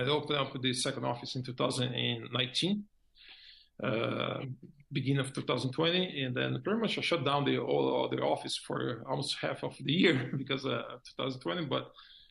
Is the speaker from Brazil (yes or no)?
yes; Brazil; moved away as an adult; now in Florida, United States; I'm Portuguese, but I was born in Brazil. So I'm from Brazil.